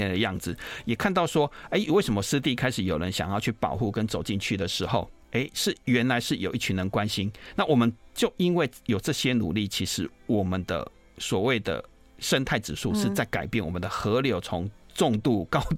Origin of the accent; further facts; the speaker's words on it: Kaohsiung, Taiwan; moved away; 我小时候，因为我是高雄人，所以我我对台北淡水河的记忆没有那么多。